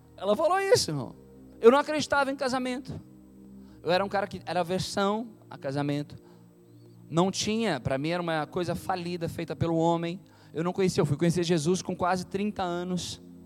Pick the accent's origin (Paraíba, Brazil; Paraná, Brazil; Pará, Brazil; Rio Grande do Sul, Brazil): Rio Grande do Sul, Brazil; Tramandaí; moved away as an adult; also born or lived in Rio de Janeiro; now in São Paulo, Brazil; eu sou daqui de Tramandaí, né? Daqui do litoral gaúcho.